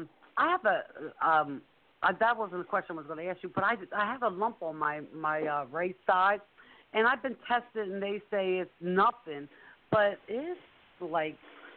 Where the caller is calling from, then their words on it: Pennsylvania, United States; No, no, I'm in Pennsylvania.